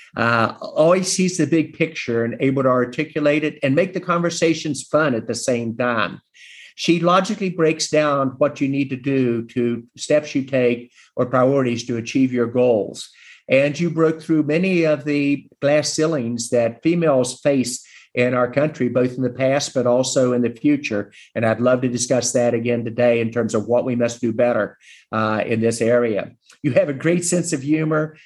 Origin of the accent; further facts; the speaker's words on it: West Virginia, United States; in my home state of West Virginia